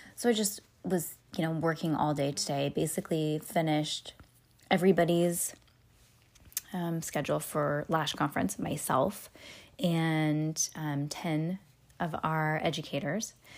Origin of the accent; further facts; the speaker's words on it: Petaluma, California, United States; also born or lived in Walnut Creek, California; I was born in Walnut Creek, but I was born in a hospital in Walnut Creek and then moseyed home to Petaluma, but that was basically where I was born and raised.